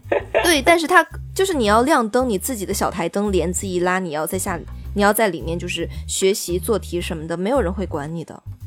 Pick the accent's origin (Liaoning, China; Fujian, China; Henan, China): Henan, China; moved away; 然后我是来自一个非常卑微的人口大省，卷子虽然不是很难，就是全国卷，但是人口真的是很多的河南省。